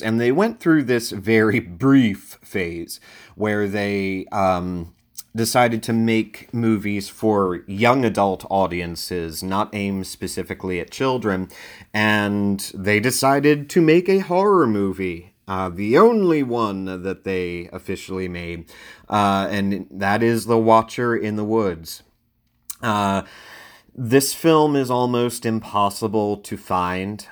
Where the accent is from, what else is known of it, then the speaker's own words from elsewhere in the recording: Delaware, United States; my home state of Delaware